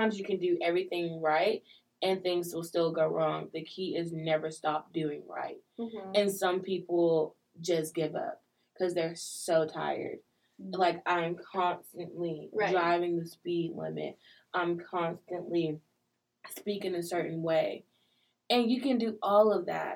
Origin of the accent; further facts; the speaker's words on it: Montgomery, Alabama, United States; now in Auburn, United States; I'm from Montgomery